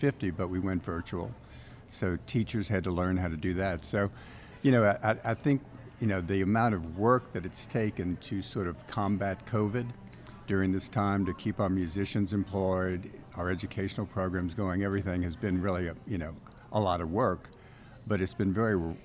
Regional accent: New Orleans, Louisiana, United States; I grew up in New Orleans, loved Mardi Gras coming through the French Quarter

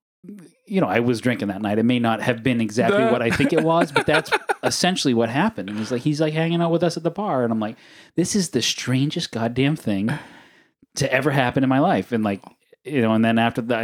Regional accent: Portland, United States; I'm from Portland

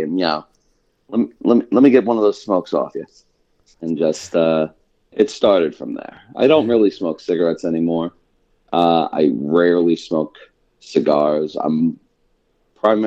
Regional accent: New York City, New York, United States; also born or lived in Long Island, New York; I grew up in New York, in New York City, and then out on Long Island.

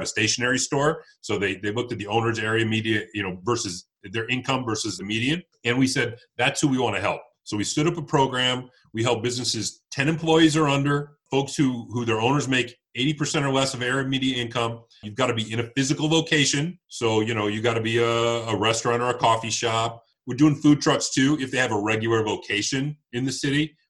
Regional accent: Detroit, Michigan, United States; In Detroit, we've had a burgeoning sort of revival over the last 10 years, which has been great to see, my hometown

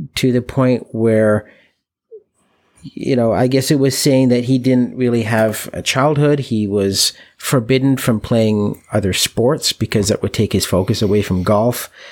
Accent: Canada; we're from Canada, where hockey is, is a huge sport.

